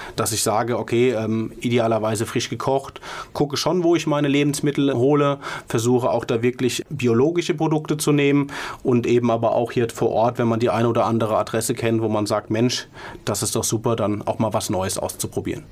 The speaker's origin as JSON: {"language": "German", "town": "Mainz", "region": "Rhineland-Palatinate", "country": "Germany", "said": "als Mainzer"}